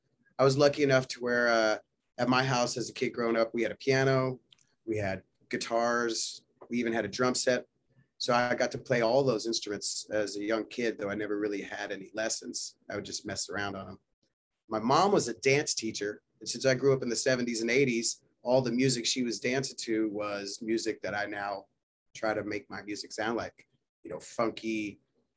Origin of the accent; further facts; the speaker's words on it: Nashville, Tennessee, United States; moved away as an adult; also born or lived in Portland, Oregon; now in Denver, United States; I was born in Nashville, Tennessee, believe it or not. Not the funkiest place, I guess.